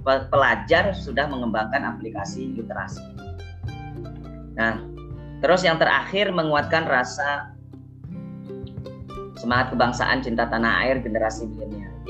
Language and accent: Indonesian; Riau, Indonesia; born there; Jauh tadi sampaikan ayah Ponorogo Jawa Timur, ibu Tulung Agung Jawa Timur. Jadi dari Timur Timur. Jadi jauh. ya meskipun lahir di Riau.